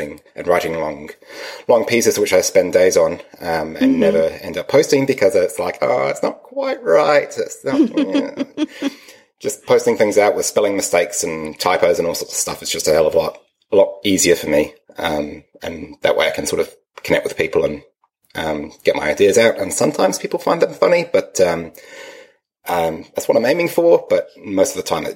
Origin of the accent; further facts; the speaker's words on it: Wellington, New Zealand; now in Palmerston North, New Zealand; I'm originally from Wellington, which is at the bottom of the lower North Island, and I consider myself a Wellingtonian.